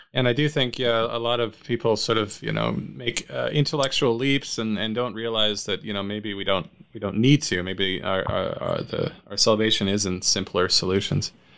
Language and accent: English; Canada; now in United States; as a Canadian living in the states